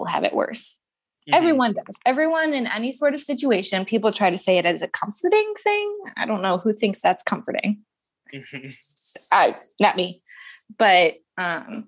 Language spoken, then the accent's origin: English; St. Louis, Missouri, United States; I'm born and raised in St. Louis